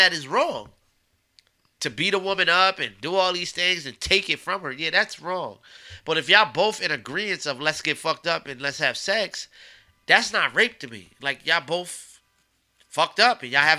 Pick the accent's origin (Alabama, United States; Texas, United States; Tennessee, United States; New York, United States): New York, United States; Beacon; moved away; also born or lived in Maryland / Washington, D.C. / Los Angeles, California; I'm from Beacon, New York